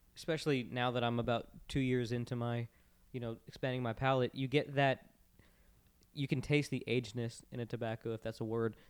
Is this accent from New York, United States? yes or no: no; Florida, United States; I grew up in Florida